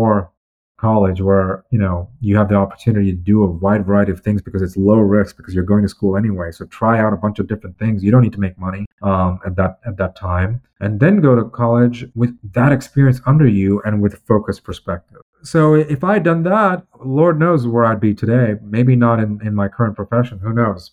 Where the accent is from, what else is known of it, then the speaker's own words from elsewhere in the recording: United States; I'm an American